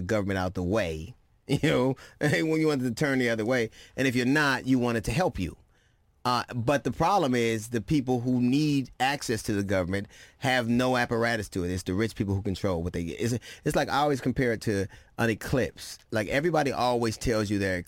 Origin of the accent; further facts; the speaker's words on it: Los Angeles, California, United States; I grew up in Los Angeles.